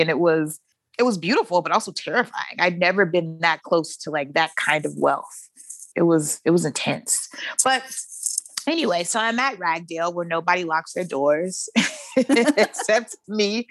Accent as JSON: {"language": "English", "town": "Shreveport", "region": "Louisiana", "country": "United States", "tie": "born or raised there", "said": "I was born and raised in Shreveport, Louisiana"}